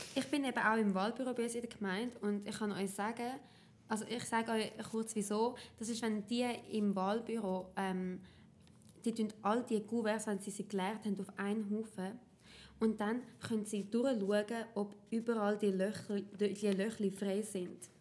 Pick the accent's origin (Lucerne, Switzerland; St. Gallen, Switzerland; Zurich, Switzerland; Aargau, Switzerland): Zurich, Switzerland; ich bin aus dem Kanton Zürich